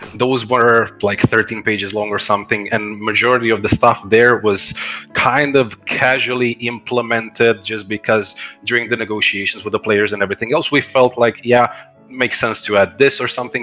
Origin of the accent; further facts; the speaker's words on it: Croatia; I'm originally from Croatia